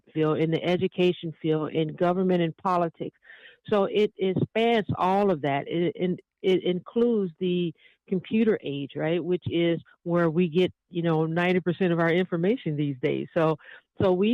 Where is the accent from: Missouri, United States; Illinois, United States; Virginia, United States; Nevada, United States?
Missouri, United States; St. Louis; moved away as an adult; also born or lived in New York; I was born in New York and raised in St. Louis in a lower middle class family